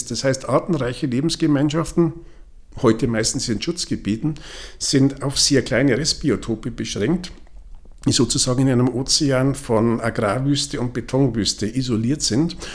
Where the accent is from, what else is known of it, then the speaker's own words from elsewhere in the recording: Regensburg, Bavaria, Germany; es gibt einen Artikel aus dem Jahr 1885 wo Schmetterlingsforscher aus meiner Heimatstadt Regensburg schon festgestellt haben, die Schmetterlinge werden weniger.